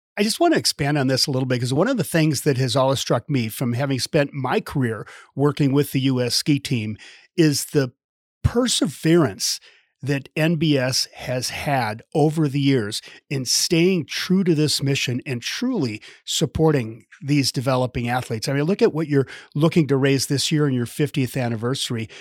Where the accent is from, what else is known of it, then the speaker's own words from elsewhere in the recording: Midwest, United States; now in Park City, United States; I grew up in the Midwest, so I definitely know cold. I live out